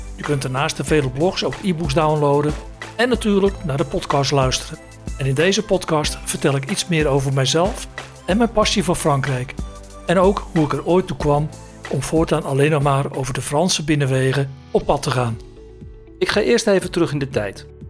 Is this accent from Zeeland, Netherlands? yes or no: no; Zaandijk, North Holland, Netherlands; moved away as an adult; also born or lived in village near Maastricht, Limburg; geboren in Zaandijk, pal tegenover de molens van de Zaanse Schans. Toen ik 18 was, werd ik discjockey in de Crazy Horse, een bardiscotheek in Zandam